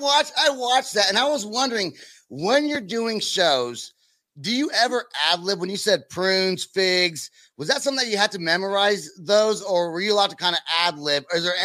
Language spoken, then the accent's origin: English; Southern California, United States; I'm originally from Southern California or Northern California.